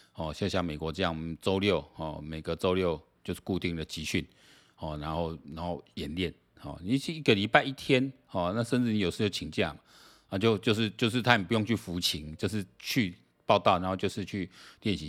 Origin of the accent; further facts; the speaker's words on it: Taiwan; 你让我们台湾人还是有人在看环球时，环球时报的